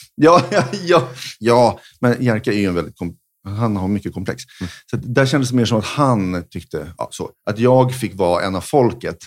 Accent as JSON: {"language": "Swedish", "country": "Sweden", "said": "vi var från Sverige"}